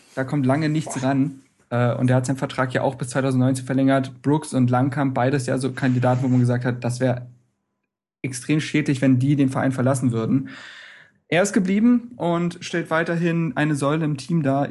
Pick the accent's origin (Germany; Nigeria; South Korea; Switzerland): Germany; Berlin; als Berliner